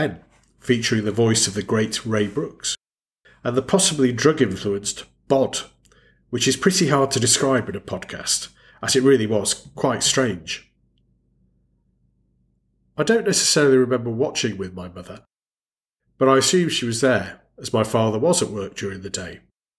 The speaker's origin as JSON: {"language": "English", "country": "United Kingdom", "tie": "born or raised there", "said": "Great to have you listening as we continue our celebration of growing up in Britain during the 1970s and the part that television played in our lives."}